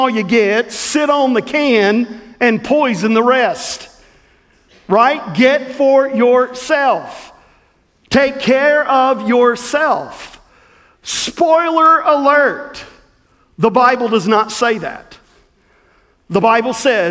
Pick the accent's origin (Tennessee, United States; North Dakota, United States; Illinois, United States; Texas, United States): Tennessee, United States; Southwest; the little church that I grew up in Southwest Tennessee